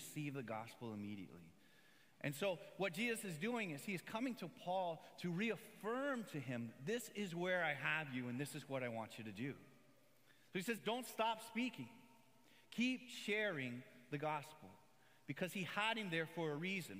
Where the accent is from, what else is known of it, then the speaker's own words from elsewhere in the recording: Miami, Florida, United States; where are you from? And I'd say, Miami